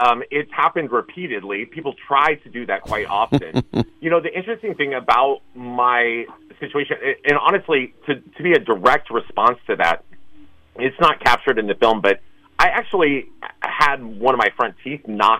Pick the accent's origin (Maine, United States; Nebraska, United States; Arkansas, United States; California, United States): California, United States; San Francisco; I'm a resident of San Francisco.